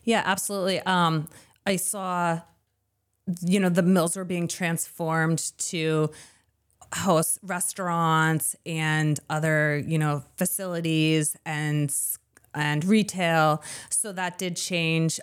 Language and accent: English; Lewiston, Maine, United States; now in southern Maine, United States; I grew up in Lewiston.